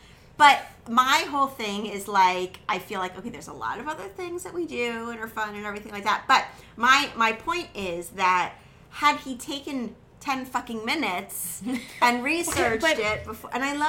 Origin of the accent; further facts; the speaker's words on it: New Jersey, United States; We're from New Jersey.